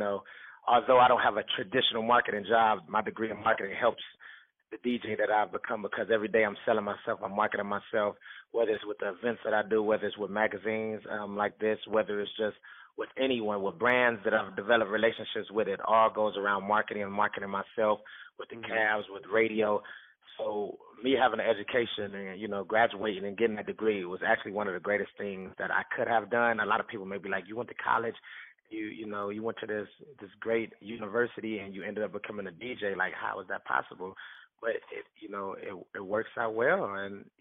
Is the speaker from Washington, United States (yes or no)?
no; Cleveland, Ohio, United States; I'm from Cleveland, born and raised.